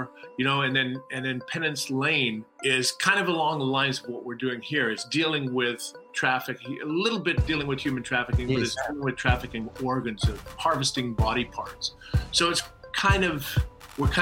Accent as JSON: {"language": "English", "town": "Saskatoon", "region": "Saskatchewan", "country": "Canada", "tie": "born or raised there", "said": "I grew up in Saskatoon, Saskatchewan"}